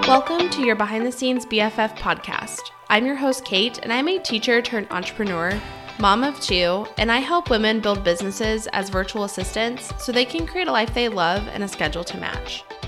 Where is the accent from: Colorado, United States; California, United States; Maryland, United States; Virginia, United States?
Colorado, United States; I grew up in Colorado